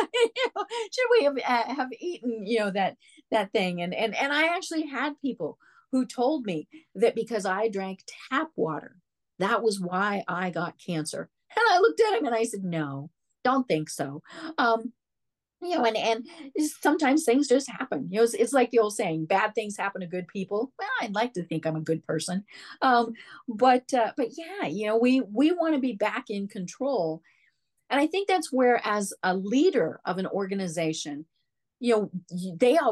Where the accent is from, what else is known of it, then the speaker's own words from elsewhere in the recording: Denver, Colorado, United States; I'm from Denver.